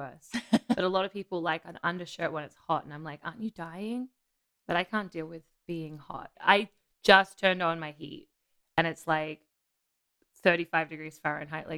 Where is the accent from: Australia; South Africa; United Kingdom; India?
Australia; now in New York, United States; I'm from Australia